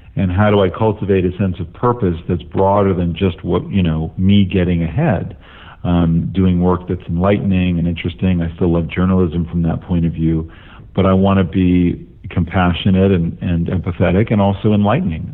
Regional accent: Los Angeles, California, United States; I had identity growing up in Los Angeles

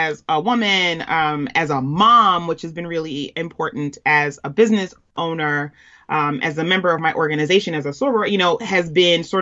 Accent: New York City, New York, United States; I'm a Queens girl, born and raised

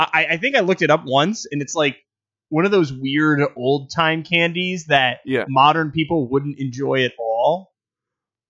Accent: New York, United States; we're also from New York

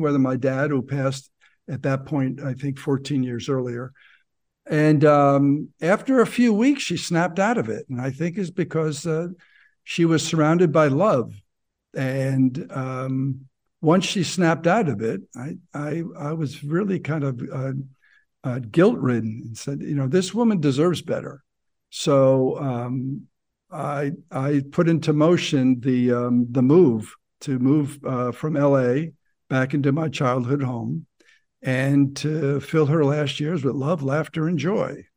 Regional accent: New Jersey, United States; moved away as an adult; also born or lived in Ohio; I grew up in New Jersey, exit 163 for those who uh, know the Garden State Parkway, so which is uh, up north about 20 miles outside

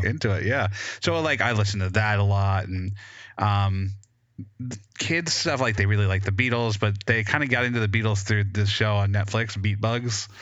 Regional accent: West Georgia, United States; growing up in the boondocks in, like, West Georgia

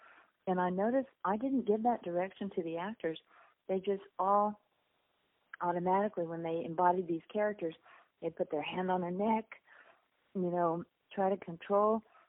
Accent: South Texas, United States; I grew up on the Mexican border in South Texas, and I used to jump out the balcony of our farmhouse, swim across the river, and enter Mexico illegally, and then swim back.

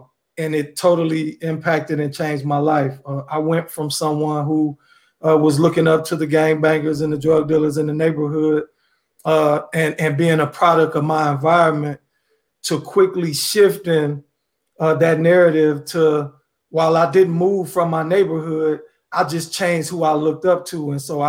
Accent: Chicago, Illinois, United States; now in Indianapolis, United States; I'm originally from Chicago, Illinois, and I currently reside in Indianapolis, Indiana

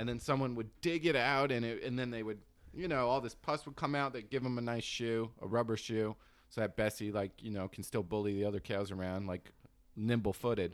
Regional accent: New Jersey, United States; I'm from New Jersey. I was from, like, a rural part

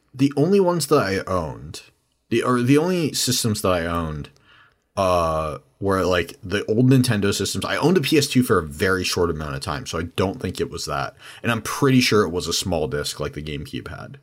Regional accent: San Diego, California, United States; I'm from San Diego

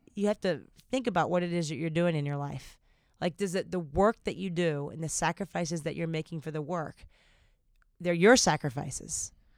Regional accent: the South, United States; accent: Southern; I don't know what my Southern accent is today

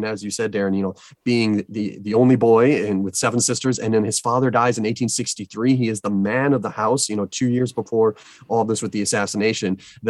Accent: Illinois, United States; So I grew up in Illinois, and so Lincoln is everywhere.

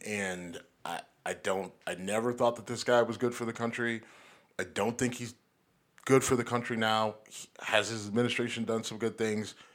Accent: near Warren, Ohio, United States; born or raised there

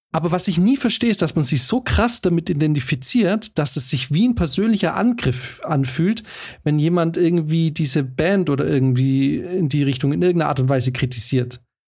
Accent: Swabia, Germany; moved away as an adult; wir sind nicht in der Großstadt groß geworden

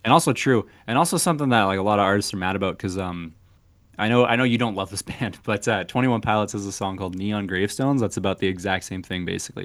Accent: Canada; We're Canadian

